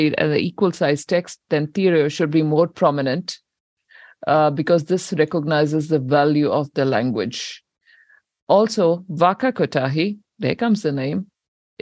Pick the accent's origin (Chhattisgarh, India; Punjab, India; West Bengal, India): Punjab, India; now in New Zealand; I come from India, Punjab, and Punjabi language there